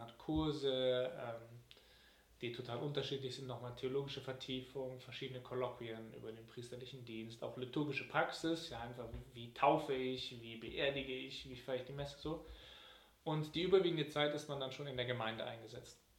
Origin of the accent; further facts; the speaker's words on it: Cologne, North Rhine-Westphalia, Germany; meine Heimatgemeinde in Nippes, St. Marien